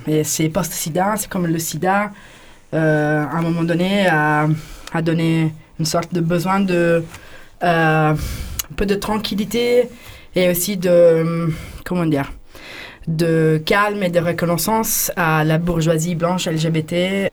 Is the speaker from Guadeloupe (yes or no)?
no; Italy; French is a second language; moved away as an adult; now in France; je viens d'Italie